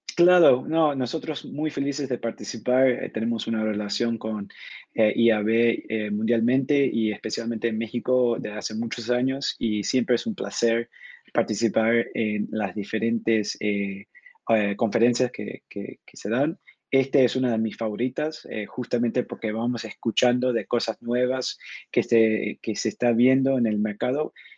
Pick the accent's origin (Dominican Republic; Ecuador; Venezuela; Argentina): Argentina; now in São Paulo, Brazil; Originalmente soy de Argentina, pero con mucho tiempo viviendo en el, exterior